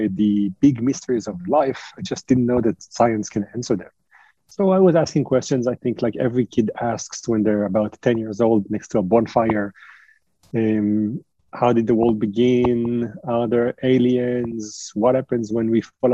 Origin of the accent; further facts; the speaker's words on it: Israel; moved away as an adult; also born or lived in France / United States; I was born in France. I was raised in Israel, and I now spend a third of my life in the US.